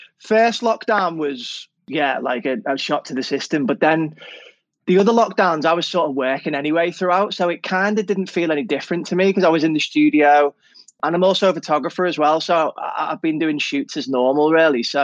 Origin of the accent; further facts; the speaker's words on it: Liverpool, North West England, United Kingdom; moved away as an adult; now in London, United Kingdom; I grew up north. Born and bred in Liverpool really all my life.